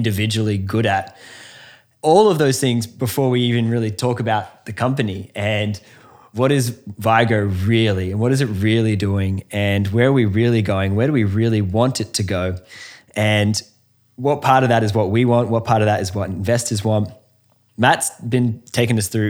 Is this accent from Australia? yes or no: yes; Australia